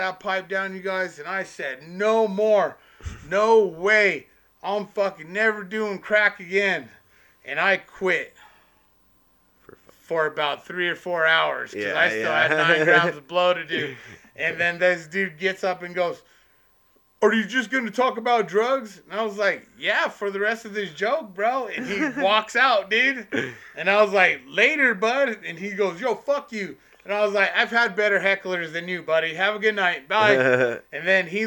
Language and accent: English; Denver, Colorado, United States; I was born at St. Joe's over there